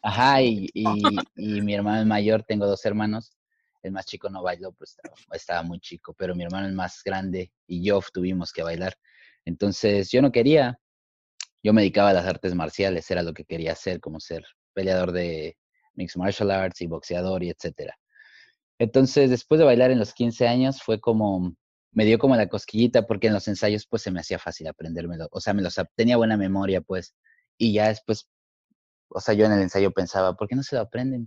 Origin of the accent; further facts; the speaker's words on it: Mexico City, Mexico; moved away as an adult; also born or lived in New York, United States; now in Los Angeles, United States; soy nacido en la, bueno, en la Ciudad de México y crecí ahí también